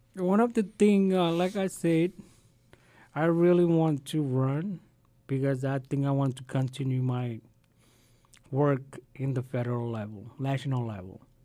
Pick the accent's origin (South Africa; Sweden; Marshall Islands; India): Marshall Islands; now in Arkansas, United States; I have land right in Namrick. I was born in Namrick.